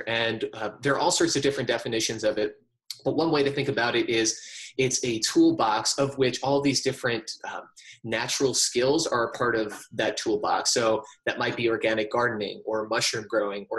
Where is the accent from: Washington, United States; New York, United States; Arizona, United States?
New York, United States; New York City; moved away as an adult; also born or lived in Virginia; I grew up in New York City in the heart of Metropolis, and I lived there for most of my life